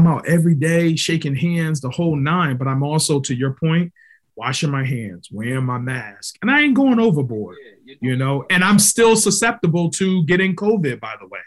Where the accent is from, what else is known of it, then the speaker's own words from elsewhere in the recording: Hartford, Connecticut, United States; I'm from Barber Street